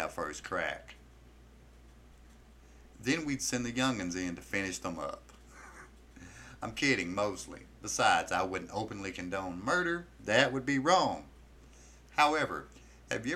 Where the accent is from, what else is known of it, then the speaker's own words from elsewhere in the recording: the South, Southern United States, United States; I am simply an American citizen, born Southern by the grace of God